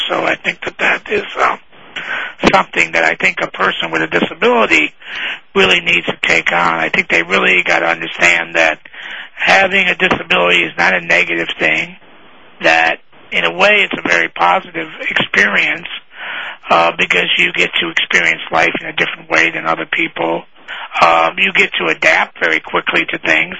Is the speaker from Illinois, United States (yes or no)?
yes; Chicago, Illinois, United States; I grew up in Chicago